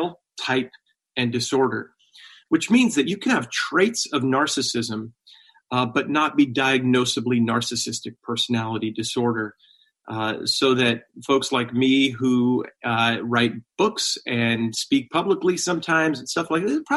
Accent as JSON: {"language": "English", "area": "Long Island", "region": "New York", "country": "United States", "tie": "born or raised there", "said": "I went to a church like this growing up on Long Island"}